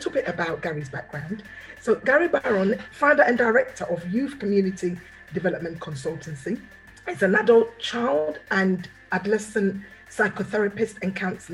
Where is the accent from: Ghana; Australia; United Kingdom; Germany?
Ghana; I'm from Ghana, the West African community